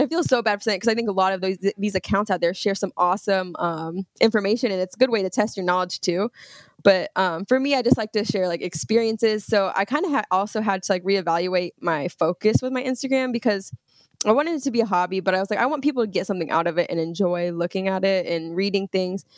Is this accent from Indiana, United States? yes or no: yes; Brownsburg, Indiana, United States; I'm actually from Indiana. So I was raised in Brownsburg, Indiana, which is, uh, it's outside of Indianapolis